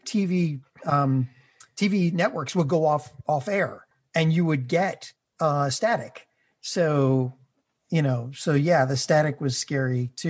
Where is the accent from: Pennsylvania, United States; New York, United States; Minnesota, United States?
New York, United States; New York City; I partially grew up in Breezy Point, New York, okay. Which is a beachside community